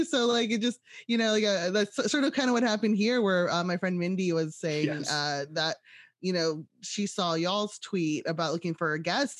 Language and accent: English; West Coast, United States; And I'm a West Coast kid. So I grew up on the West Coast